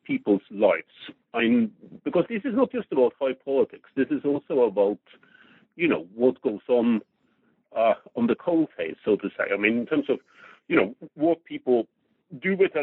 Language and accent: English; Norway; I grew up in Norway in the 1960s